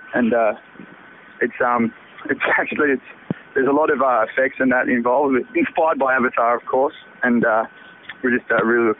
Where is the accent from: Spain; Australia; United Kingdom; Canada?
Australia; Adelaide, South Australia; moved away; Born and bred in Adelaide, in that little place called Angleville, not too far out of Gawler.